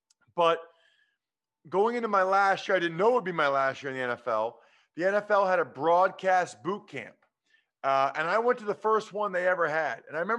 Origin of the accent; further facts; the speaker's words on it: near Philadelphia, Pennsylvania, United States; I grew up near Philadelphia